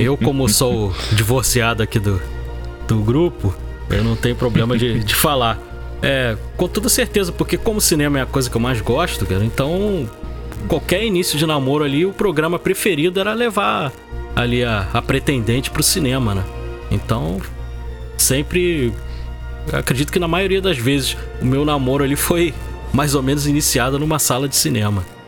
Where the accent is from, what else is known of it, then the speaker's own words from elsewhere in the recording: Rio de Janeiro, Brazil; Eu sou do Rio de Janeiro, né? Eu morava ali no, no bairro do Meia